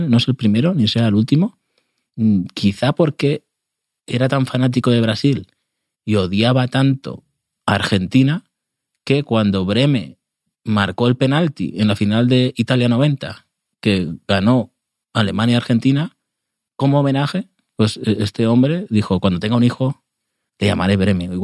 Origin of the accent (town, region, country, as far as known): Burgos, Castile and León, Spain